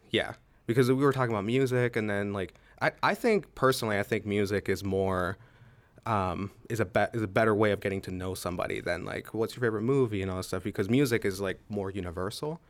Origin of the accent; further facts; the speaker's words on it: Pittsburgh, Pennsylvania, United States; now in Altoona, United States; I am originally from Pittsburgh, Pennsylvania. I'm currently living in Altoona